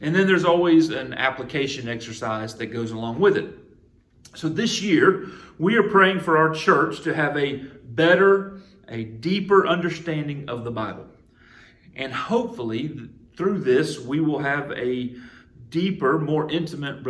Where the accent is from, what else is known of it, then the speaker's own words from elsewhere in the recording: Jefferson, Georgia, United States; moved away; my hometown, Jefferson, Georgia